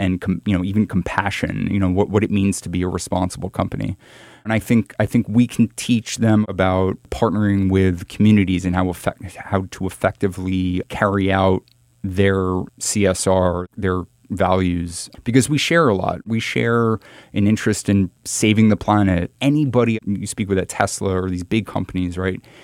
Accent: New York, United States; I'm very close to growing up in New York

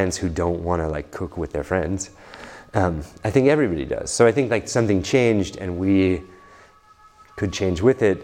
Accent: New York, United States; I grew up in New York

